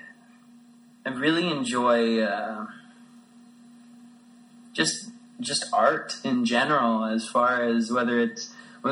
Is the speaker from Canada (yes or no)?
yes; Canada; I'm Canadian.